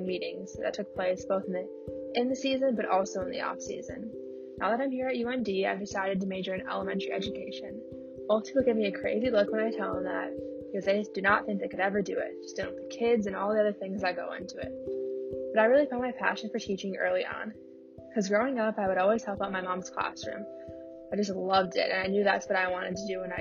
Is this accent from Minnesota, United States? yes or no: yes; Apple Valley, Minnesota, United States; I grew up in App Valley, Minnesota